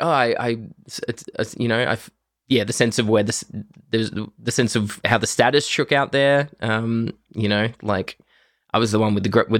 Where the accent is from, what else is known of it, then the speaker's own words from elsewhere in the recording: Broken Hill, New South Wales, Australia; this used to be a feature of my everyday life as a teen growing up in Broken Hill.